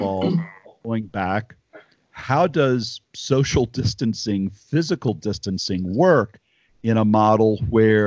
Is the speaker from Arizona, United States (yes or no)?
no; Nashville, Tennessee, United States; my hometown of Nashville